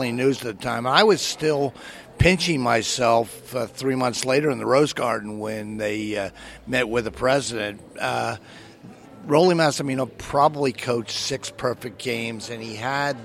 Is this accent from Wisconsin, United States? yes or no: no; Philadelphia, Pennsylvania, United States; I grew up in Philadelphia